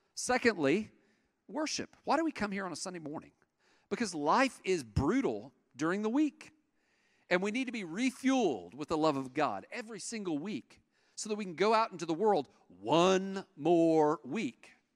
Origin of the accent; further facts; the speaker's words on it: East Tennessee, United States; I'm from East Tennessee, and in East Tennessee, uh, in the mountains over there, that's where all of my people are from